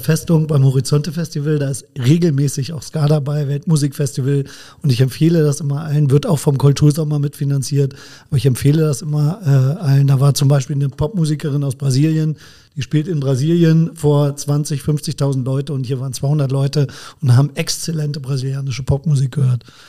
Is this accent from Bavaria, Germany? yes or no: no; Bremen, Germany; also born or lived in Braunschweig; now in Koblenz, Germany; gebürtiger Bremer, bin aber eigentlich schon Schengel, weil ich ja seit 1996 schon in Koblenz wohne.